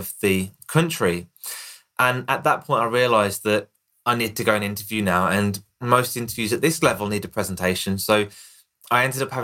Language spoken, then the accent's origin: English; Birmingham, West Midlands, United Kingdom; accent: Birmingham; here in the UK, I've got a Birmingham accent